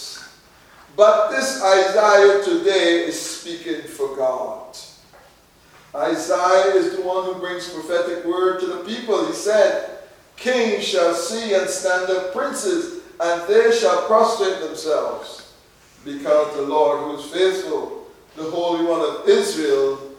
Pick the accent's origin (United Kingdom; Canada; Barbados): Barbados; When I grew up in Barbados